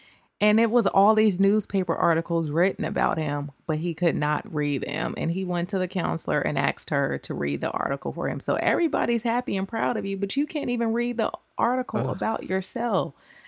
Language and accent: English; Oakland, California, United States; My hometown. Sorry.